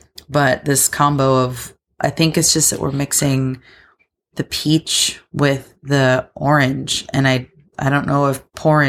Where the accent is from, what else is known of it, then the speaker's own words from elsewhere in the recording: United States; I'm an American in 2022.